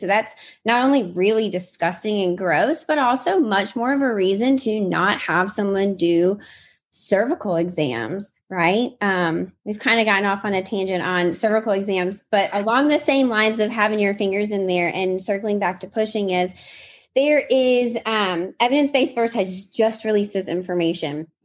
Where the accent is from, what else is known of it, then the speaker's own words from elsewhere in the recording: Mississippi, United States; I grew up in Mississippi, so I grew up on a farm